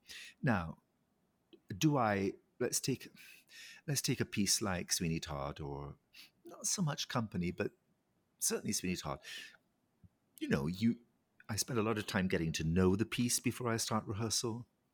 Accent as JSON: {"language": "English", "region": "Scotland", "country": "United Kingdom", "tie": "born or raised there", "said": "You know, I come from the Highlands of Scotland. I was surrounded by beauty as a child."}